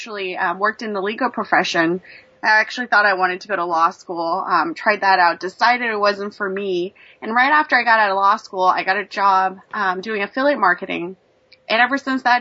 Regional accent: Beijing, China; also born or lived in Los Angeles, United States; now in United States; I grew up in Beijing, China, and my mom came here to make a better life for myself

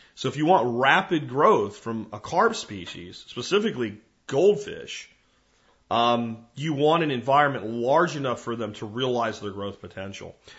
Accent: Jonestown, Pennsylvania, United States; Where I grew up in Pennsylvania, you know, we, we lived in a place called Jonestown

